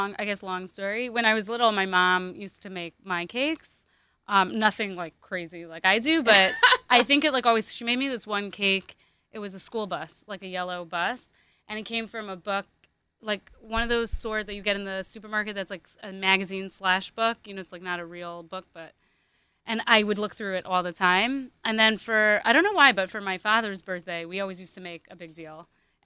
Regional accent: Hong Kong; moved away; also born or lived in Myrtle Beach, South Carolina / Florida; I grew up in Hong Kong.

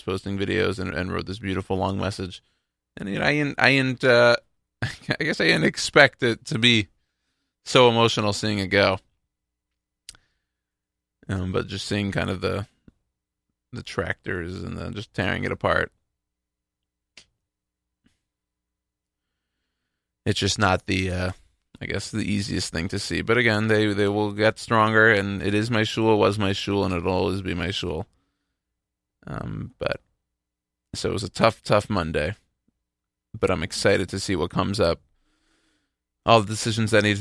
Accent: Houston, Texas, United States; moved away; I'm from Houston.

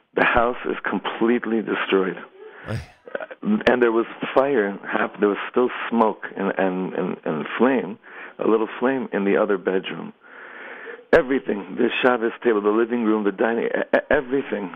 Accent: Los Angeles, California, United States; now in Efrat, Israel; I grew up in Los Angeles

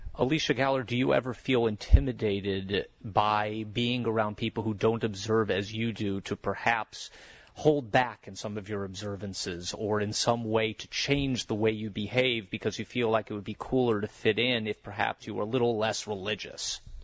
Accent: Chicago, Illinois, United States; your mother Julie and I were in Chicago growing up together

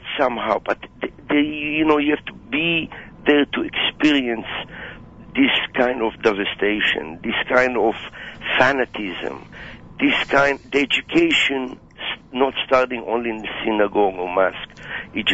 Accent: Israel; Growing up in Israel

